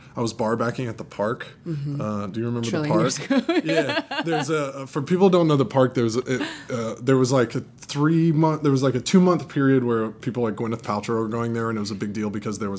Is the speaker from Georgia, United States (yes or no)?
yes; Atlanta, Georgia, United States; moved away as an adult; now in New York, United States; I'm from Atlanta, Georgia. Born and grown.